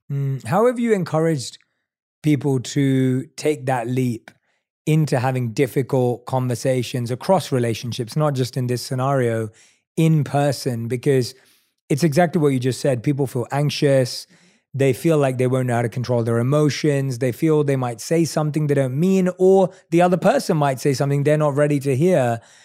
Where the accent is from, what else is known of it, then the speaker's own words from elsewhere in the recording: London, United Kingdom; also born or lived in New York; now in United States; I'm from London. I lived in New York. I live here now